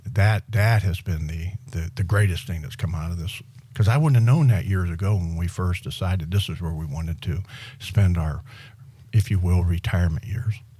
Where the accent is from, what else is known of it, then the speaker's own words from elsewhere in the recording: Western Pennsylvania, United States; moved away as an adult; now in Miramar Beach, United States; when I came out of high school in, from Western Pennsylvania